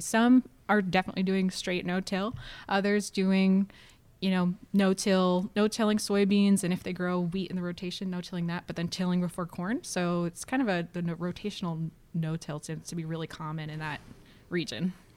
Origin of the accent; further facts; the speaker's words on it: Ohio's Western Lake Erie Basin, United States; moved away as an adult; now in Minnesota, United States; I grew up in Ohio's Western Lake Erie Basin